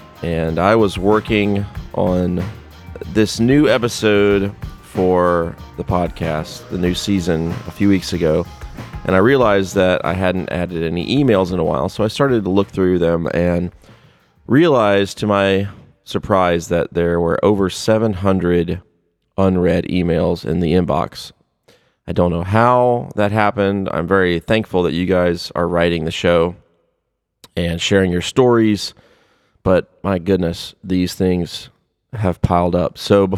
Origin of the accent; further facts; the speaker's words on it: Brooklyn, New York, United States; I grew up in Brooklyn, New York in the 1960s and was a huge fan of the ….